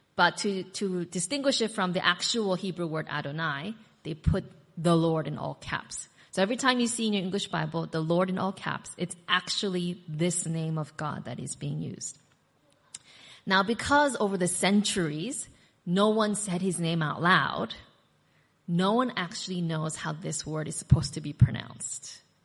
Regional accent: United States; also born or lived in Korea; now in Australia; I've got this Korean name and I grew up in America, so then I was Korean American

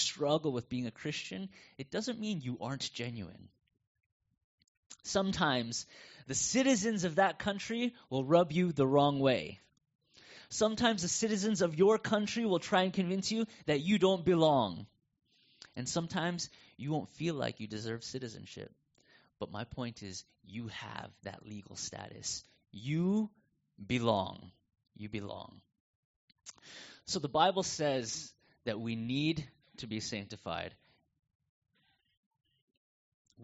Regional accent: United States; accent: North American; moved away as an adult; now in Coburg, Australia; I still felt American. I still have this North American accent

